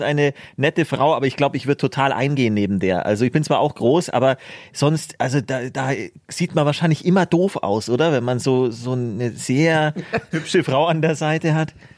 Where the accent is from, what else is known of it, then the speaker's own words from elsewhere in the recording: Germany; bei uns in Deutschland